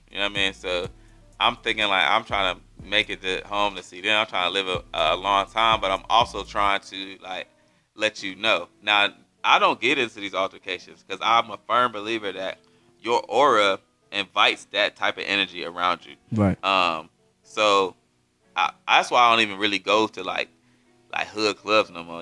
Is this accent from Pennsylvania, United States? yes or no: yes; Erie, Pennsylvania, United States; now in Fayetteville, United States; I'm from Pennsylvania, like from a little town called Erie, PA, where really it's just black people and Italian people.